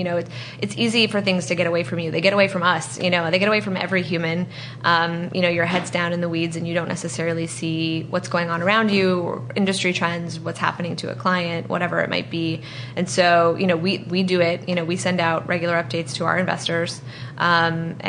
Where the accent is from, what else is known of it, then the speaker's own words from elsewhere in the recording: East Coast of the U.S., United States; now in San Francisco, United States; I grew up on the East Coast of the U.S.